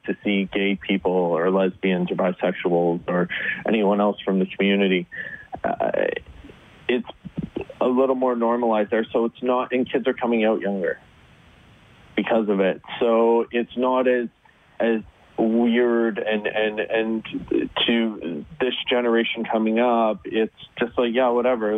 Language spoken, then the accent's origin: English; Northern Ontario, Canada; I grew up in Northern Ontario